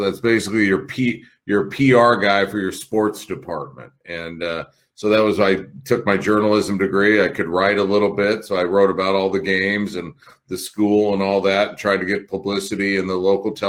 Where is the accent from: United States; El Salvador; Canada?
United States; Spokane, Washington; also born or lived in Portland, Oregon; I was born in Portland. I grew up in Spokane.